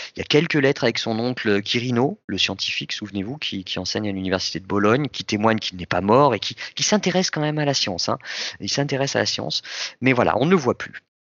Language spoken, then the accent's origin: French; France; Nous, en France